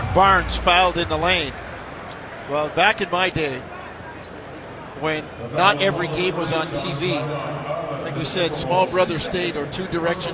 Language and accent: English; Canada; I'm Canadian